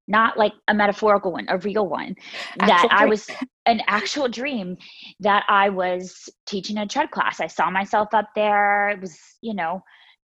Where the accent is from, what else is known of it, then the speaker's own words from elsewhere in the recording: Myrtle Beach, South Carolina, United States; I grew up in Myrtle Beach, South Carolina